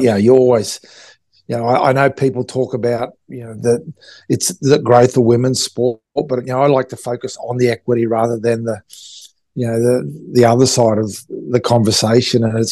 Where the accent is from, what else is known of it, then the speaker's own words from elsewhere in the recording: Townsville, Queensland, Australia; I grew up in Townsville, up in North Queensland